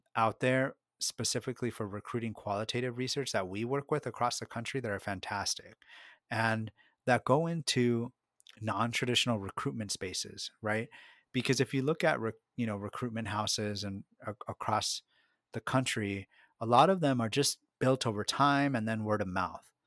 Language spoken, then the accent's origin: English; United States; first language Spanish; English is a second language; I was born in this country, but both of my parents are of Mexican origin. My first language was Spanish